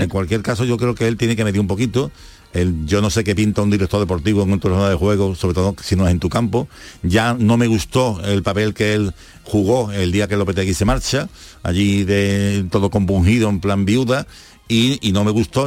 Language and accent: Spanish; Seville, Andalusia, Spain; como sevillano, como andaluz